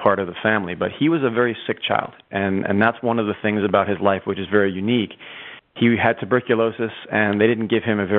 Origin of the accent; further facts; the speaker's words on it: United States; As an American